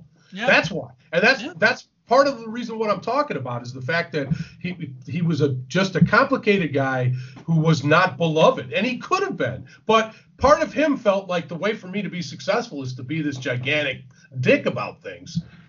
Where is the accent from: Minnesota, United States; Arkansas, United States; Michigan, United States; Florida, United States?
Michigan, United States; Detroit; I grew up in Detroit.